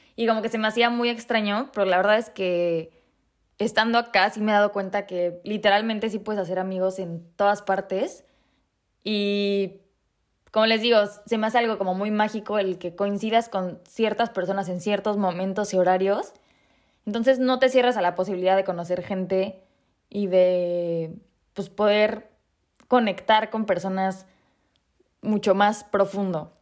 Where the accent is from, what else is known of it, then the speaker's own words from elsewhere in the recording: Mexico; moved away as an adult; now in Prague, Czech Republic; el 23 de enero me fui de México